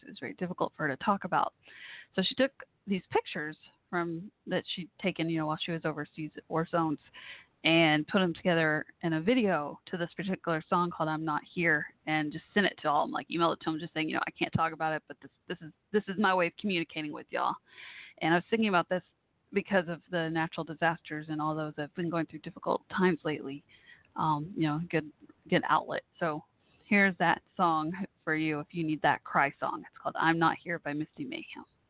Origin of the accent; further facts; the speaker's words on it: Texas, United States; I'm from Texas.